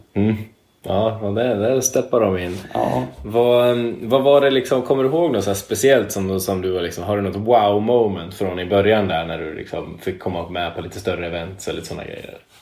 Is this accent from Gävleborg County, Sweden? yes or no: yes; Edsbyn, Gävleborg County, Sweden; hemma i Edsbyn